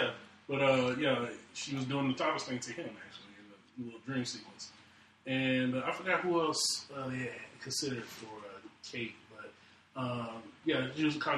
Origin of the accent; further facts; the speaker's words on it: Alabama, United States; I'm from Alabama.